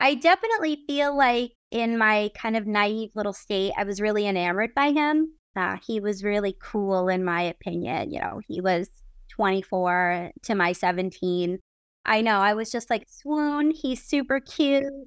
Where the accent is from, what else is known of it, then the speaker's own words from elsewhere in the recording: Brockton, Massachusetts, United States; I grew up in Massachusetts, And the first kind of bands that I started really getting into were, like, the M T V band, but specifically being in Brockton